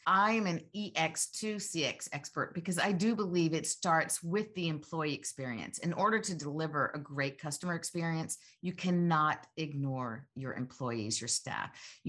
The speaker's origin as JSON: {"language": "English", "region": "Georgia", "country": "United States", "tie": "born or raised there", "said": "Gosh, I'm a Georgia girl. I grew up in Georgia and really feel so fortunate"}